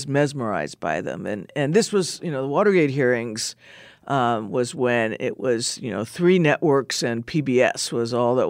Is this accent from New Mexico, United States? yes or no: yes; Albuquerque, New Mexico, United States; moved away; also born or lived in New York / Pittsburgh; so I was born in Manhattan. We spent a few years in Pittsburgh, and then we moved to Albuquerque, New Mexico, when I was 6 years old. So I really view myself as a New Mexican